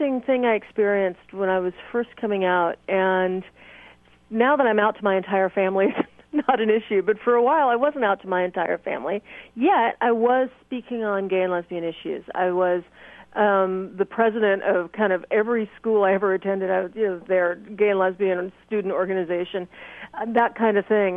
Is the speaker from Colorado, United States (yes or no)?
no; California, United States; also born or lived in Nashville, Tennessee; when I'm in California, I know this state so well that I kind of know in my hometown where it's okay to walk down the street holding hands.